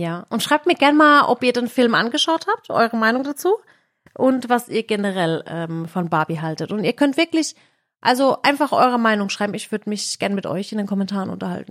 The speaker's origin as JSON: {"language": "German", "region": "Baden-Württemberg", "country": "Germany", "said": "im August sind halt immer bei uns in Baden-Württemberg Schulferien"}